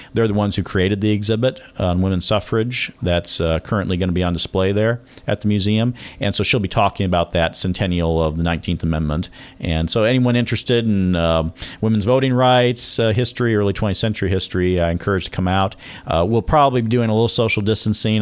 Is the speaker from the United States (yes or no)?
yes; Laclede, Missouri, United States; moved away as an adult; also born or lived in Jefferson City, Missouri; now in Nevada, Missouri, United States; where I grew up in North Missouri, the little town of Laclede